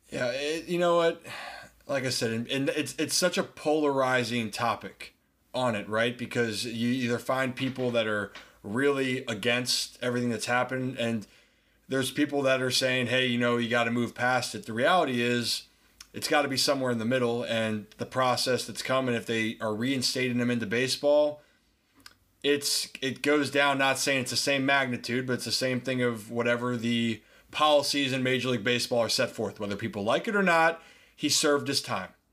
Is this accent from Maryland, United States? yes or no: yes; Baltimore, Maryland, United States; I'm from Baltimore